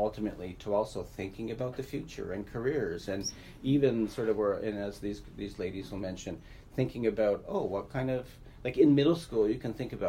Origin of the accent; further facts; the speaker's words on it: Nova Scotia, Canada; now in Manitoba, Canada; I grew up in Nova Scotia